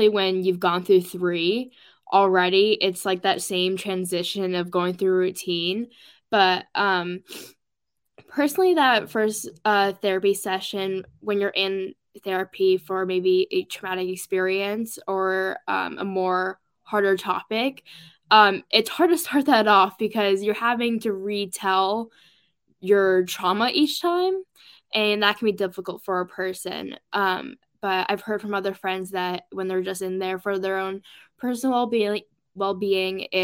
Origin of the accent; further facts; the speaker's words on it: Oregon, United States; I'm from Oregon